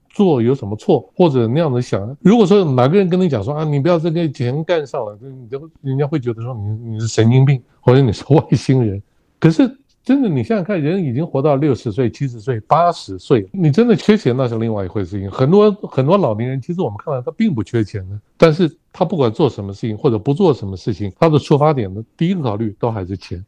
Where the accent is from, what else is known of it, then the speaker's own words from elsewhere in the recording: Taipei, Taiwan; moved away as an adult; also born or lived in Beijing, China; now in Kaohsiung, Taiwan; 我是台北市人，我是土生土长的台北市人。可是我过去二十几年都不住在台北。我后来因为工作的关系，所以我在，我是在，呃，中国大陆北京退休的。那十几年前退休下来之后，我没有，我没有回到我的老家台北去置产。我跑到人生地不熟的高雄置产